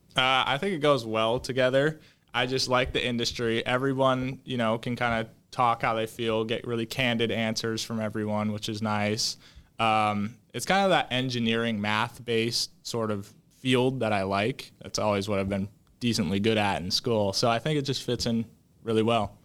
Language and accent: English; Woodinville, Washington, United States; I grew up in Woodenville. I still live there currently